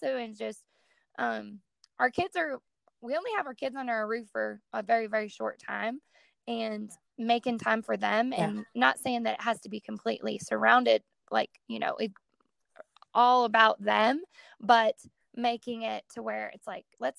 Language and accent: English; Colorado, United States; I grew up in Colorado my whole life, and I grew up rodeoing